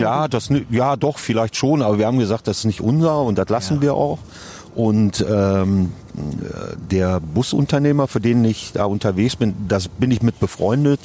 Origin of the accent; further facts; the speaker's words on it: Davensberg, North Rhine-Westphalia, Germany; Wir beide kommen aus Davensberg im schönen Münsterland